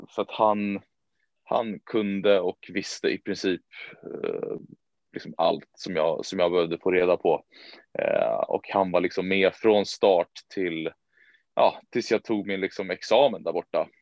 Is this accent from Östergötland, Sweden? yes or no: no; Danderyd, Stockholm County, Sweden; also born or lived in United States; en liten klubb som heter Danderyds eh, sportklubb. Eh, där jag även är liksom, född och uppvuxen